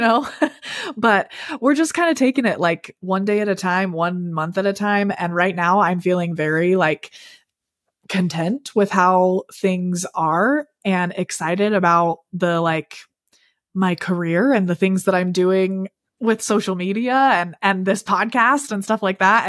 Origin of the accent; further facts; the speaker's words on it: Salt Lake City, Utah, United States; am from Utah, born and raised in, like, the Salt Lake City-ish area. Um, and that's where we still live